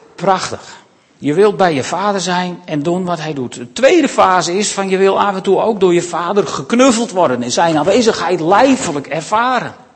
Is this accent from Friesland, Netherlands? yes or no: yes; Makkum, Friesland, Netherlands; ik ben opgegroeid in Makkem aan het IJsselmeer